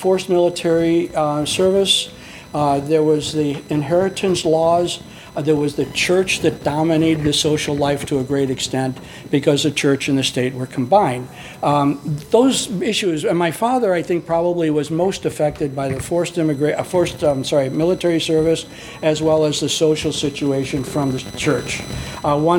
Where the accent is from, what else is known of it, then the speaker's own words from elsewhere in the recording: Chicago, Illinois, United States; I was born and raised in Chicago, and I'm a Southside Swede